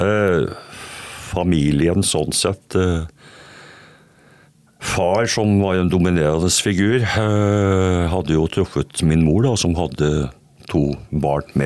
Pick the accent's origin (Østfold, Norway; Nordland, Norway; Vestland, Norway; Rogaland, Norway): Østfold, Norway; Jeg kommer fra Østfold, jeg påstår iallfall det. Selv om jeg har bodd en del steder rundt i landet i barndommen, så har hele voksenlivet mitt vært i Østfold.